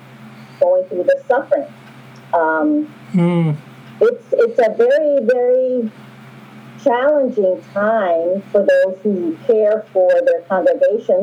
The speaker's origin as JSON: {"language": "English", "town": "New York City", "region": "New York", "country": "United States", "tie": "born or raised there", "said": "I grew up in New York City"}